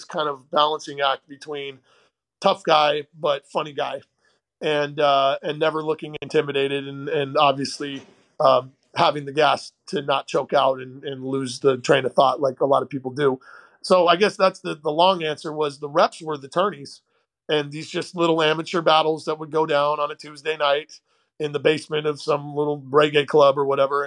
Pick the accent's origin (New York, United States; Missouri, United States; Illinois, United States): Missouri, United States; St. Louis; also born or lived in Portland, Oregon; We moved from Oregon and when I was 10 to St. Louis, Missouri area